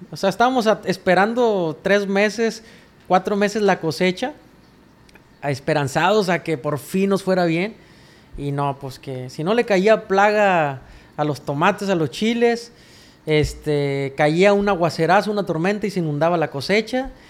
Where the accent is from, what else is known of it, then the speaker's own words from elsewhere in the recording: Rosario, Sinaloa, Mexico; Yo soy nativo de un ranchito que se llama El Tablón 1, Las Cruces cuata Rosario, Sinaloa